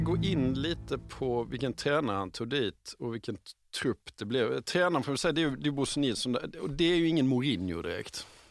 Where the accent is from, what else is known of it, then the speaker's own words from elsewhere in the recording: Halmstad, Halland County, Sweden; jag växte upp i Halmstad som bara ligger åtta mil norr om Helsingborg